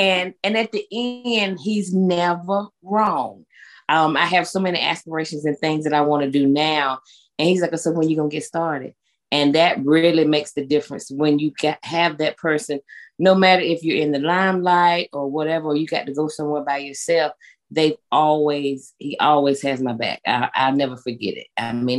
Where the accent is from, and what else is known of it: Winston-Salem, North Carolina, United States; born or raised there; moved away as an adult; now in Gastonia, United States